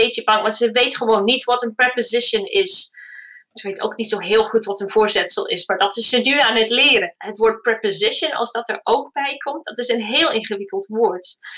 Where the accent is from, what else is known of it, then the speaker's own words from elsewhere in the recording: United Kingdom; first language English; Dutch is a second language; now in Netherlands; Mijn man en ik zijn allebei Engelstalig. We komen allebei uit Groot-Brittannië